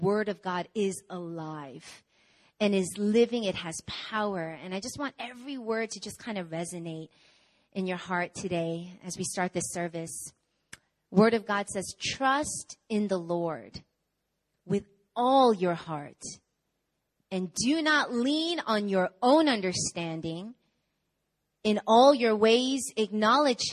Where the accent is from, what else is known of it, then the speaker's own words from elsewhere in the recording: New York, United States; I'm from America. I was born and raised in New York